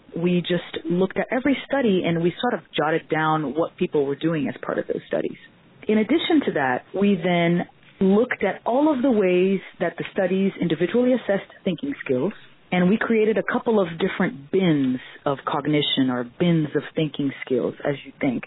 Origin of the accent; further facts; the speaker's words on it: Brazil; moved away as an adult; now in Miami, United States; I'm actually from Brazil, and that's where I pursued my physical therapy degree.